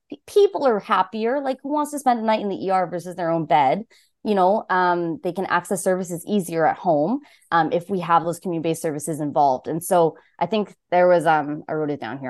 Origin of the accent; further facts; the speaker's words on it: Saskatoon, Saskatchewan, Canada; moved away as an adult; now in Ottawa, Canada; I grew up in Saskatchewan, and this is my first summer in Ontario